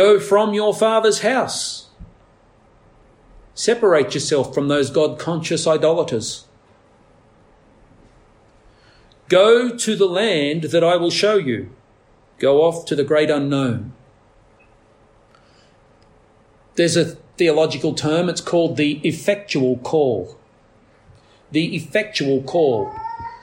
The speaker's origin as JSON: {"language": "English", "country": "Australia", "said": "as an Australian society"}